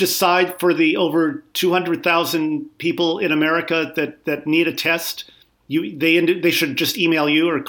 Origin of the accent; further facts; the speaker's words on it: St. Louis, Missouri, United States; Well, I'm from St. Louis, Missouri.